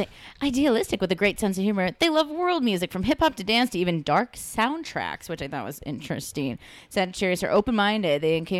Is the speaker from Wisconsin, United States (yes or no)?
no; Los Angeles, California, United States; I'm from East LA.